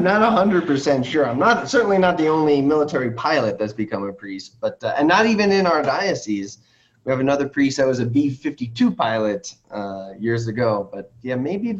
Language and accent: English; Long Island, New York, United States; moved away as an adult; now in Rapid City, United States; I'm originally a New Yorker by birth. I grew up on Long Island, New York, oldest of four kids. My whole family's still back there.